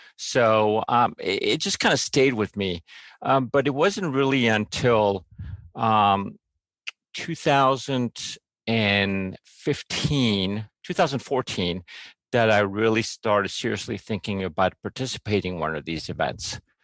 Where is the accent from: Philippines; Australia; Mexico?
Mexico; I grew up in Mexico